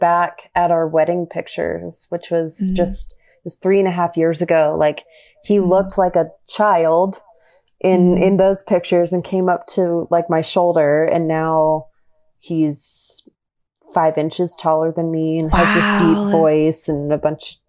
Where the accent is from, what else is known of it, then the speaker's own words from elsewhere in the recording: Texas, United States; I always tell people, like, you're not going to know I'm really from Texas, but I do, I reserve the right to use y'all whenever I want.